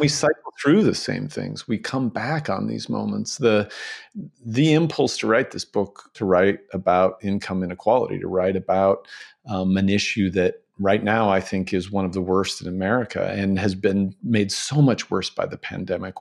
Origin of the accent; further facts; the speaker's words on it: Spokane, Washington, United States; I am calling from my hometown, from Spokane, Washington